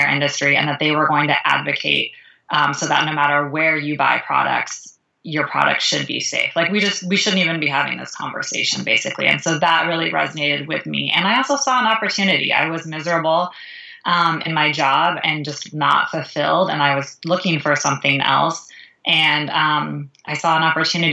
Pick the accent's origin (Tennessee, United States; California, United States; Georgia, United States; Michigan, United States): California, United States; now in Chicago, United States; I live in Chicago, Illinois, although I am originally from California.